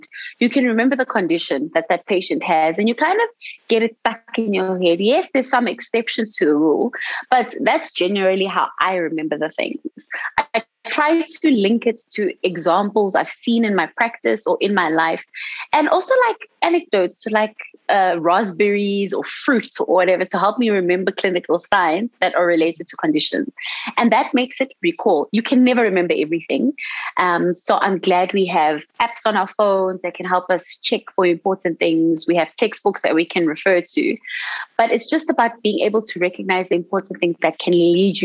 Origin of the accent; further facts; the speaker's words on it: South Africa; in South Africa, as a South African resident, we have our fees that are subsidized by the government